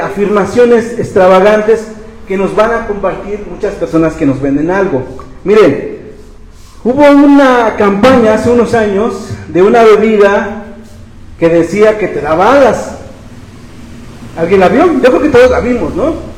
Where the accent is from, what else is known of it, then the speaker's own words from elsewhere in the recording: Mexico; como mexicanos